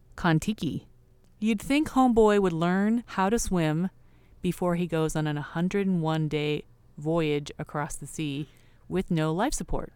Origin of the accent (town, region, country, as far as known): California, United States